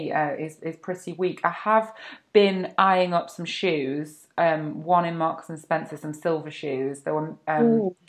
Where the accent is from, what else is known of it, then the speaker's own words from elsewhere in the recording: United Kingdom; I'm British